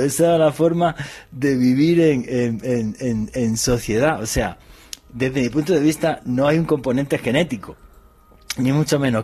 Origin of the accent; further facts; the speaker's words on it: southern Spain, Spain; donde yo soy, del sur de España, pues es normal que a ti de niño te llevaran a ver los toros